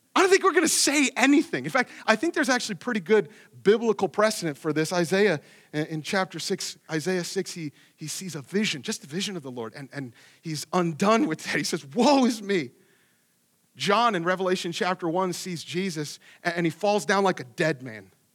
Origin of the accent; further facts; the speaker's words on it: Ohio, United States; moved away; I grew up in Ohio where it was at nothing, so it's just super flat